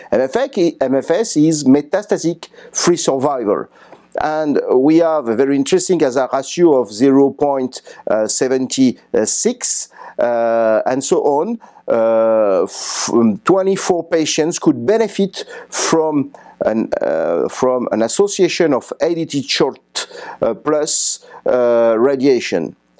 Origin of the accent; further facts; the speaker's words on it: France; I come from France.